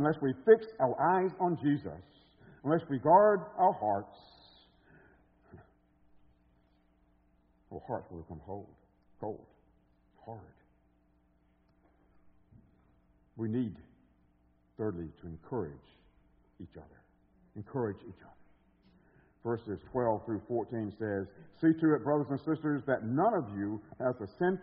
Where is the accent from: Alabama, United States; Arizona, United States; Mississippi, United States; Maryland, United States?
Alabama, United States; moved away as an adult; now in Chicago, United States; I was coming from Alabama with a super strong accent